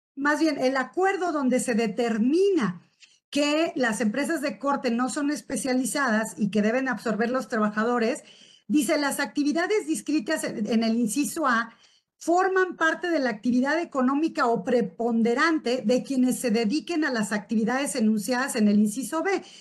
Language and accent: Spanish; Uruapan, Michoacán, Mexico; soy de Uruapan, Michoacán, que estamos en la capital mundial del aguacate